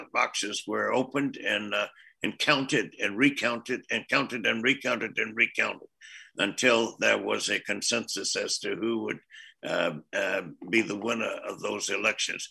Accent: United States; I'm speaking as an American

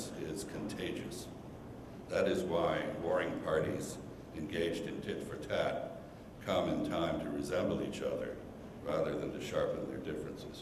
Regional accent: United States; as an American

